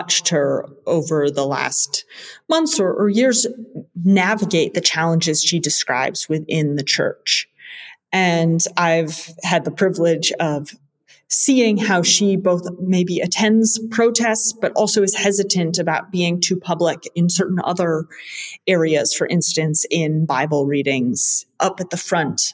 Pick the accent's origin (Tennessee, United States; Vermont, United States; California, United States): Vermont, United States; moved away as an adult; also born or lived in India; now in Belgium; I am from the US. I spent the last 5 years working full-time as a politics and healthcare reporter in my home state of Vermont